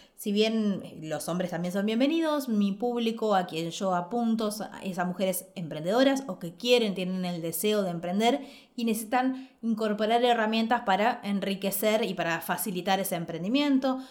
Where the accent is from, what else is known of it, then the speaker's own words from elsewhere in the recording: Ushuaia, Tierra del Fuego, Argentina; moved away; also born or lived in Buenos Aires; en Ushuaia, que es donde vengo, de donde nací